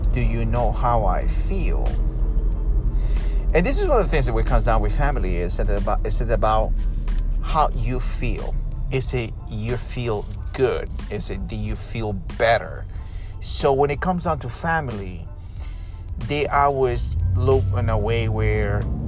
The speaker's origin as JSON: {"language": "English", "country": "Peru", "said": "I'm from South America, you know, South America, Peru."}